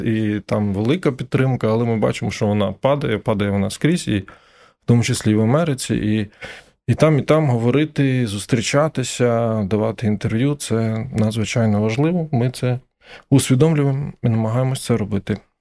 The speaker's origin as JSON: {"language": "Ukrainian", "country": "Ukraine", "said": "ми з України"}